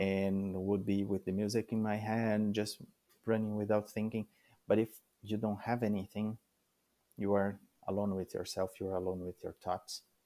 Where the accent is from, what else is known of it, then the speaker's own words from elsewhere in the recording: Brazil; English is a second language; moved away as an adult; now in Canada; I came from Brazil